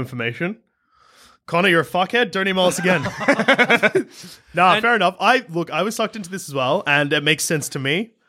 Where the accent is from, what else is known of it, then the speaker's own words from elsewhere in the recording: Canada; First, I know I'm late, but which team should I follow as a Canadian?